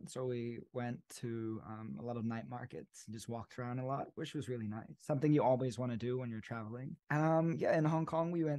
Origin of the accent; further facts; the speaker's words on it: Hamilton, Waikato, New Zealand; now in Bangkok, Thailand; I'm a singer-songwriter based in Bangkok, Thailand, but I grew up in Hamilton, New Zealand.